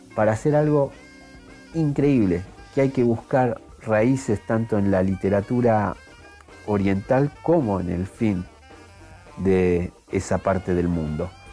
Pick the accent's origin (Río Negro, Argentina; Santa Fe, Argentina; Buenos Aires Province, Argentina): Buenos Aires Province, Argentina; nosotros que nos creíamos los Patrick del conurbano, terminamos siendo los Robocop argentinos